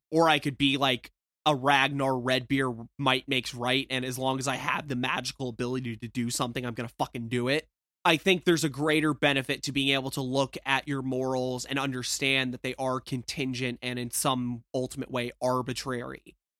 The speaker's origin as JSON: {"language": "English", "region": "the South", "country": "United States", "said": "I'm from the South"}